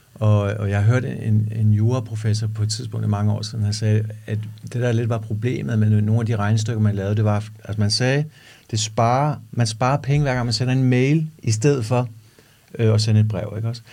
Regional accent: Denmark; vi danskere

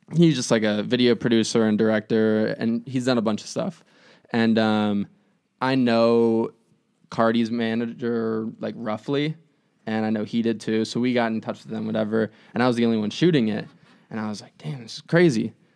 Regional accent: Phoenix, Arizona, United States; now in Chicago, United States; I'm from Phoenix

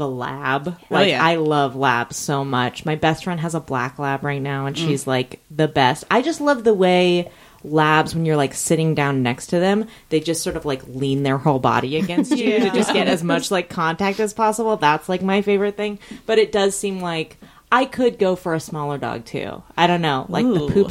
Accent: Alameda, California, United States; I grew up in Alameda

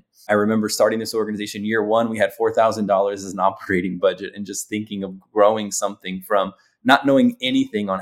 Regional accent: Los Angeles, California, United States; growing up in Los Angeles

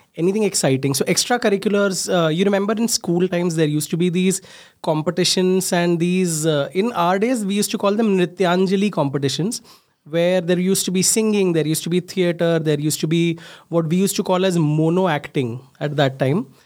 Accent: Mumbai, Maharashtra, India; I'm a late eighties child, born and brought up in Mumbai, small place there called Ghat Kopar. The entire schooling, everything was done there.

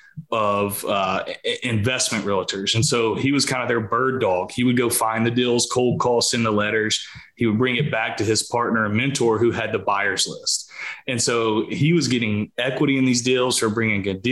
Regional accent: South Carolina, United States; I'm from a small town in South Carolina. Grew up here my entire life

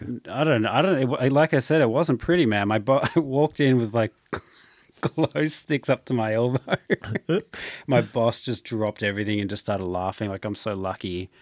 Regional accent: Australia; growing up in Australia

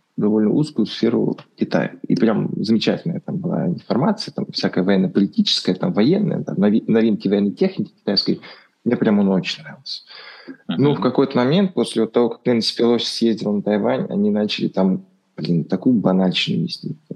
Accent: Russia; у нас в России

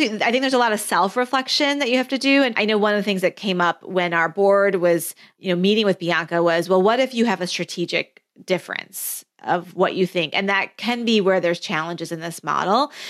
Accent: Flint, Michigan, United States; my childhood growing up as a first generation immigrant in Flint, Michigan

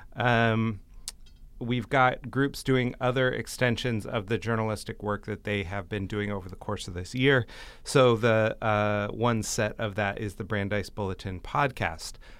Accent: United States; for us as American Jews

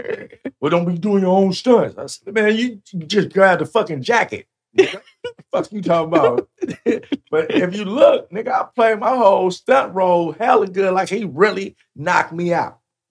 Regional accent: California, United States; Because, you know, we come from Cali. We got that. We got that good green.

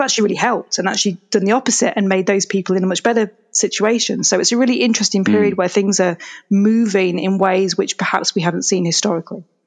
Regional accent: England, United Kingdom; moved away as an adult; now in Canada; I'm originally from England, which you can probably hear from my accent. So my family and I moved over to Canada, kind of middle of 2017

